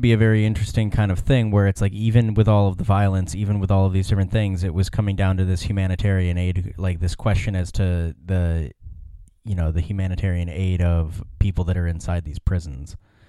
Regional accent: United States; As an American

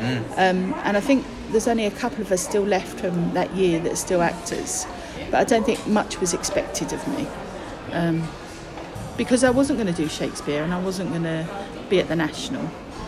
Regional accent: London, United Kingdom; accent: Cockney; I was born in Stepney in East London. My parents had come over from Ireland in the 50s

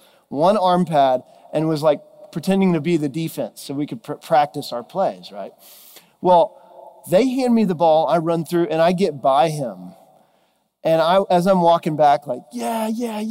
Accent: Texas, United States; moved away; I'm originally from Texas, and grew up there

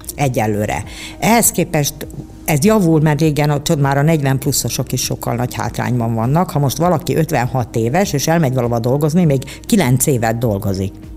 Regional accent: Budapest, Hungary; én egy pesti lány vagyok

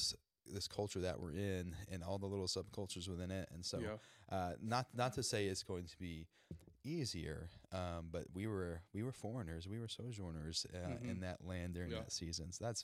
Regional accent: Sweetwater, Texas, United States; moved away as an adult; also born or lived in Dallas / East Asia; growing up in the small town of Sweetwater

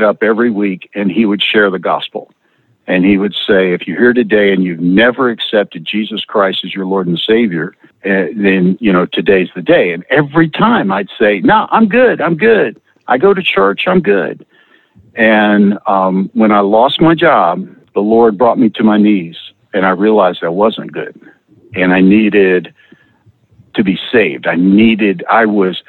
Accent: Lynchburg, Virginia, United States; I grew up in Lynchburg, Virginia, and got married and moved to Northern Virginia.

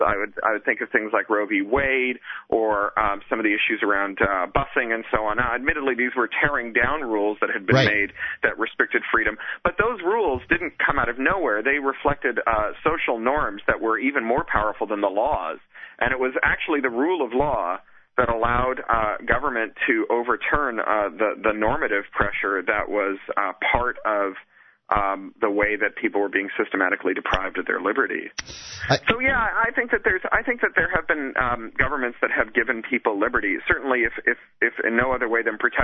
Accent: Toronto, Ontario, Canada; moved away as an adult; also born or lived in Los Angeles, United States; now in London, United Kingdom; I'm an expatriate from Toronto. Haven't lived there in like a decade now

